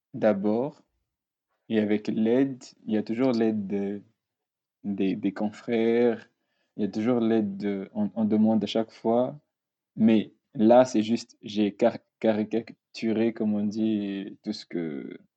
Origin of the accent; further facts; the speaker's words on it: Madagascar; now in France; je suis étudiant ici en France. Euh, je viens de Madagascar